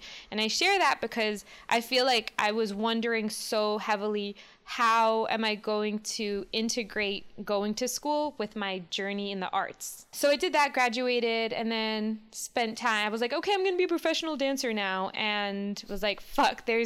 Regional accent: New York City, New York, United States; moved away as an adult; also born or lived in Baltimore; now in Los Angeles, United States; I'm born and raised in New York City, and I moved to Los Angeles 12 years ago

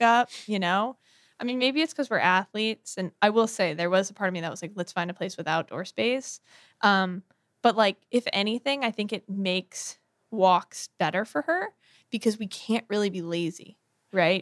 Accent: Bronxville, New York, United States; our, uh, town, Bronxville, New York, is on the Metro North line

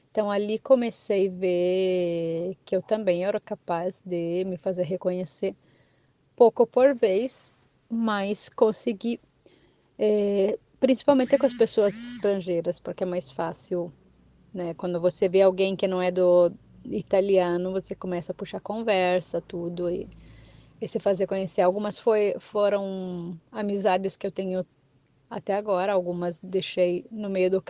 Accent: Brazil; now in Italy; brasileiro, mesmo que eu tô aqui de 19 anos, já peguei um pouco mais da falada italiana, perdi um pouco do meu português

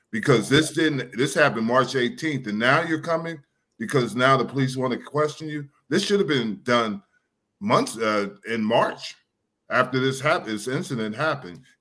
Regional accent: New Jersey, United States; from New Jersey.

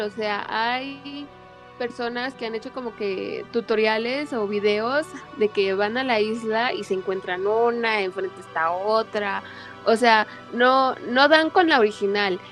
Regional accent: Mexico City, Mexico; yo soy aquí de la CDMX en México

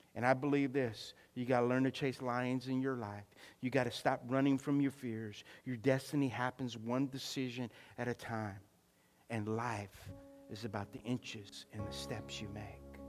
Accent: Louisiana, United States; also born or lived in Texas; I was from Louisiana

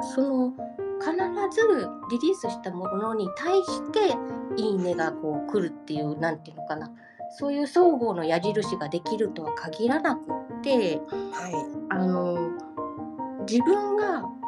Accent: Hyogo, Japan; accent: Kansai dialect; 兵庫県生まれなので、ちょっとカズ姉さんにつられて関西弁がちらちら出るかもしれませ

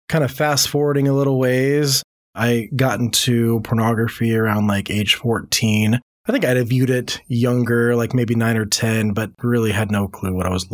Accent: Louisiana, United States; born there; I have lived a lot of different places over the country. So I was born in Louisiana, but I've moved on average about once a year my entire life.

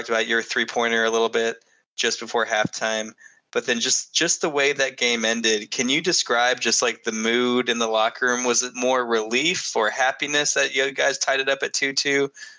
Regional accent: Dallas, Texas, United States; I'm from the Dallas area.

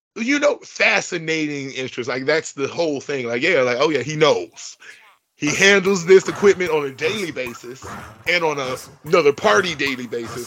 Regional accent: Bellwood, Illinois, United States; I'm from Bellwood, Illinois

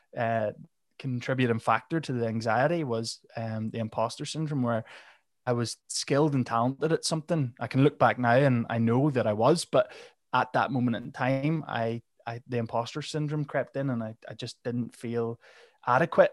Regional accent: Northern Ireland, United Kingdom; I am from Northern Ireland

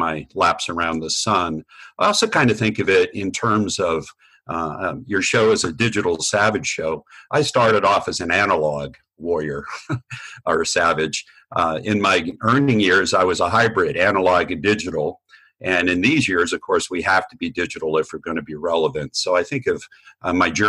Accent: New Jersey, United States; also born or lived in Vermont; I was born in Vermont, grew up in New Jersey.

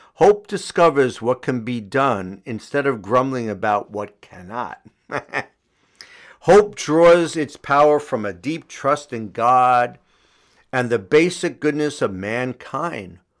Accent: New York City, New York, United States; Astoria, Queens, um, my hometown

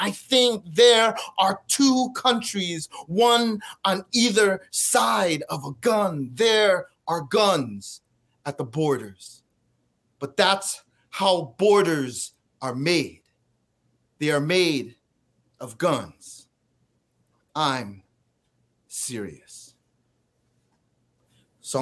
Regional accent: Edison, New Jersey, United States; I grew up in Edison, New Jersey

